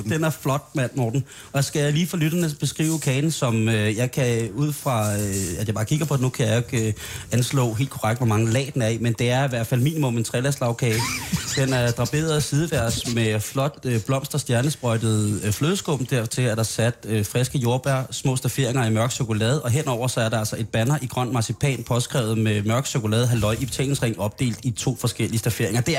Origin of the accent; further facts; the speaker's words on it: Randers, Central Denmark Region, Denmark; Jeg er fra Randers.